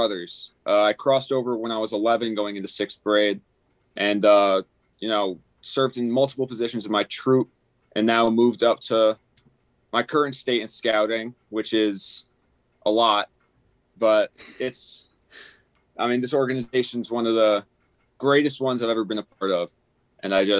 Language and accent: English; Sparta, New Jersey, United States; I'm from Northern New Jersey, the greatest state in all of the 50. Sparta, New Jersey